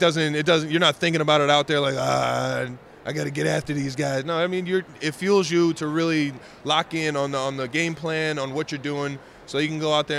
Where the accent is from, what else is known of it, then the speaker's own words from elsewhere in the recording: Cleveland, Ohio, United States; I'm from Cleveland, Ohio, so I don't see all the hills and the lakes and everything.